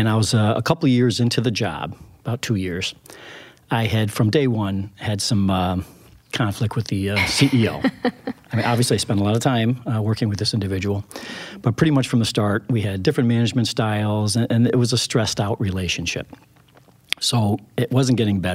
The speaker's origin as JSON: {"language": "English", "town": "Saratoga", "country": "United States", "tie": "born or raised there", "said": "my growing up in Saratoga"}